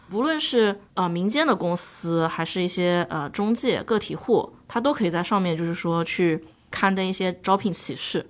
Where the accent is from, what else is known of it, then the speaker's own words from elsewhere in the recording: Chongming Island, Shanghai, China; 我的家乡是在上海的崇明岛